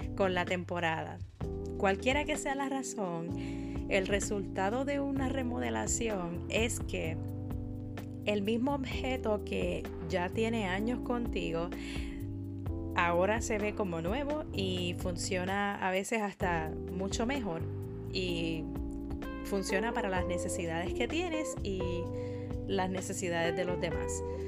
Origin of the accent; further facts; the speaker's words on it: Puerto Rico; soy de Puerto Rico